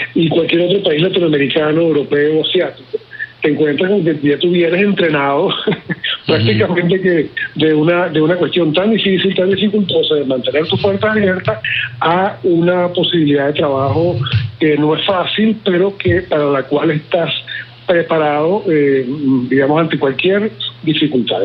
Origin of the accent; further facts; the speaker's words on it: Venezuela; moved away; estaba en mi país